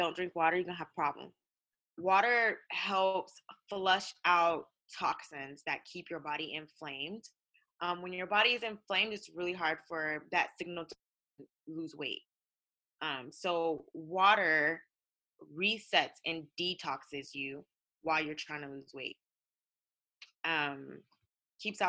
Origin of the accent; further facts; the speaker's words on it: United States; I'm African American